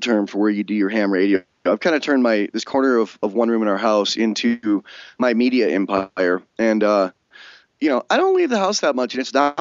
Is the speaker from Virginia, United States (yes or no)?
no; upstate New York, United States; also born or lived in California; now in Wyoming, United States; I grew up in New York State